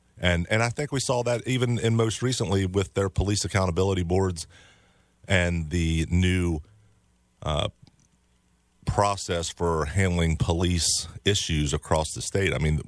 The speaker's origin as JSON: {"language": "English", "town": "Frederick", "region": "Maryland", "country": "United States", "tie": "born or raised there", "said": "I grew up in Frederick. As a child, I grew up in, I went to TJ High School, came back from after my military service and policed in all of Frederick County or Frederick City over the past 28 years."}